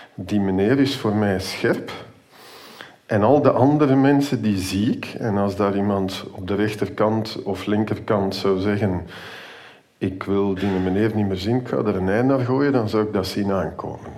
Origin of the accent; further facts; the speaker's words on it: Antwerp, Flanders, Belgium; now in Ghent, Belgium; Gelukkig ben ik in de stad, waar dat ik opgegroeid ben trouwens